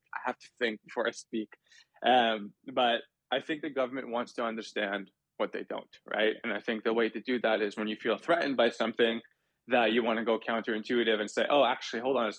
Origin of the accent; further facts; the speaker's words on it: Toronto, Ontario, Canada; I'm from Toronto